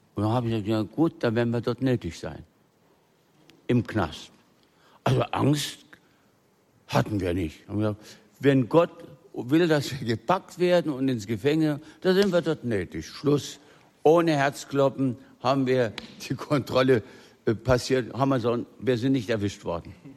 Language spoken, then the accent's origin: German; Thuringia, Germany; also born or lived in Silesia; aus der Dorfschule in Thüringen, wo wir nach unserer Flucht aus Schlesien hingekommen sind